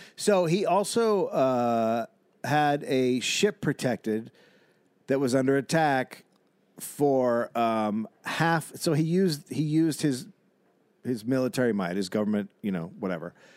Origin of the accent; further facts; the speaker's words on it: United States; I'm American